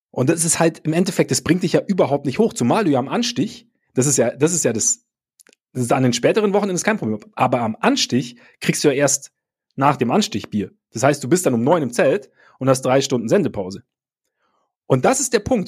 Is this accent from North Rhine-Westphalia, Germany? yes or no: no; Munich, Bavaria, Germany; bei uns in München